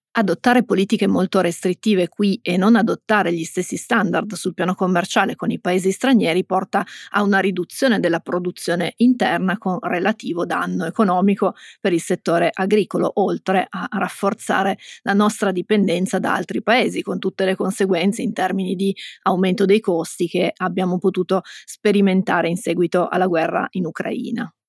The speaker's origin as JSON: {"language": "Italian", "region": "Piedmont", "country": "Italy", "said": "siamo piemontesi"}